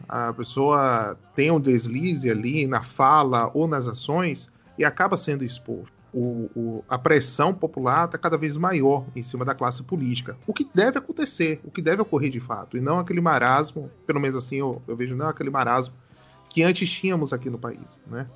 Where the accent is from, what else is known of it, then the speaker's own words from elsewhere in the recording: Salvador, Bahia, Brazil; Eu também sou de Salvador